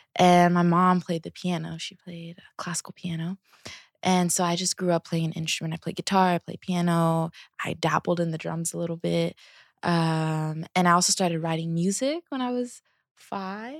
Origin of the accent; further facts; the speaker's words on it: Seattle, Washington, United States; I am from Seattle, Um, let's see, out of Washington. Um, I grew up with me, my mom, my sisters